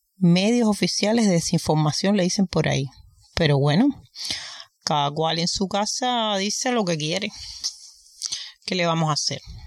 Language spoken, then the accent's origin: Spanish; Cuba; moved away; Vengo de Cuba.